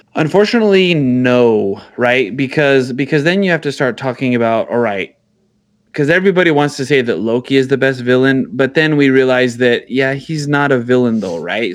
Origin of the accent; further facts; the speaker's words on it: New Mexico, United States; I'm from New Mexico